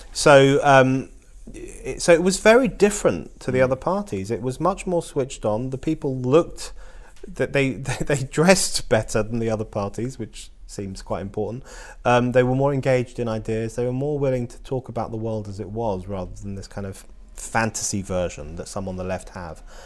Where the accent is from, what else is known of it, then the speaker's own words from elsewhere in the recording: London, United Kingdom; I was born in London.